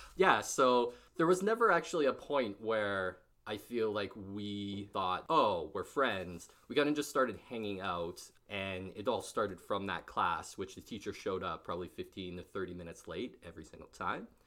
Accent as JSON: {"language": "English", "town": "Barrhead", "region": "Alberta", "country": "Canada", "also_born_or_lived": "Edmonton", "moved": "as an adult", "said": "I moved back to Barthead, and then, uh, lived there for a while"}